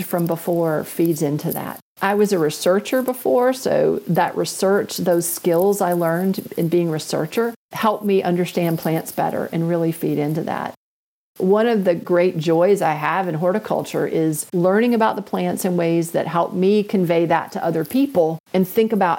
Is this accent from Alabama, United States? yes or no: yes; Northwest Alabama, United States; I grew up in Northwest Alabama